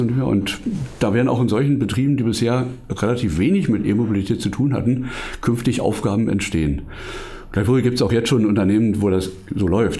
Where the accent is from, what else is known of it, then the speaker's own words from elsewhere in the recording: Brandenburg, Germany; ich bin ähm, Brandenburger und auch immer ein bisschen lokalpatriotisch